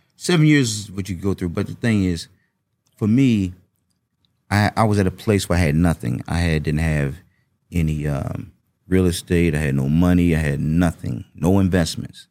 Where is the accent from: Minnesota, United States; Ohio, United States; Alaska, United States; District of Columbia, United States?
District of Columbia, United States; Washington; growing up in Washington, D C